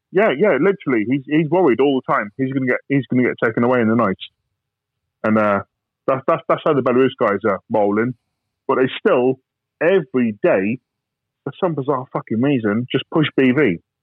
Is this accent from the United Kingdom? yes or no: yes; United Kingdom; I'm British, I'm ex-soldier